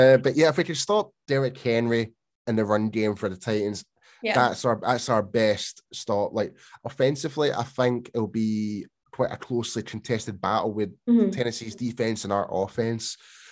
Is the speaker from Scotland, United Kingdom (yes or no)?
yes; Scotland, United Kingdom; I mean, come on, mate, I'm Scottish.